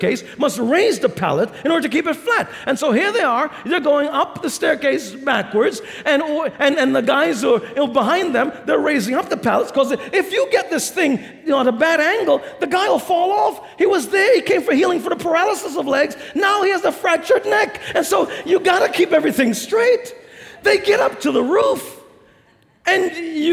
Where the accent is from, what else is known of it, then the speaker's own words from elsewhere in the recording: New York City, New York, United States; I grew up in New York City